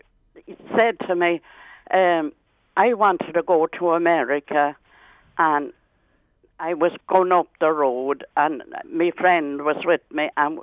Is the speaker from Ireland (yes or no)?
yes; Ireland; moved away; I'm from Bowmean Bog